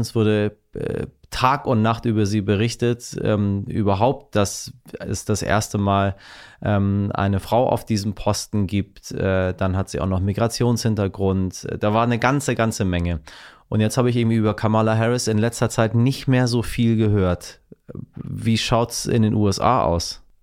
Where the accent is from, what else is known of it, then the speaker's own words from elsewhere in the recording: Germany; bei uns in Deutschland